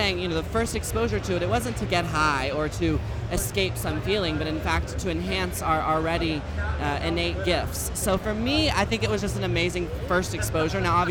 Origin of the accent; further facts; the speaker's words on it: Texas, United States; I'm a Texas hoe